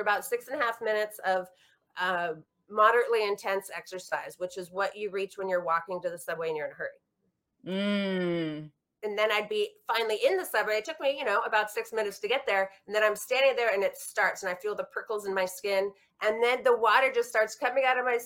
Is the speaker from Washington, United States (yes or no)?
yes; Washington, United States; now in New York, United States; where we grew up in Washington State